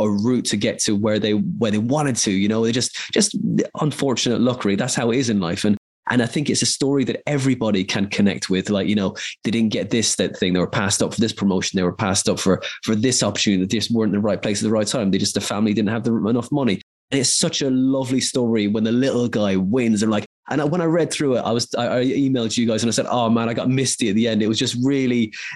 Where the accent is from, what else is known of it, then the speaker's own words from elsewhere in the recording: Ireland; I grew up in Ireland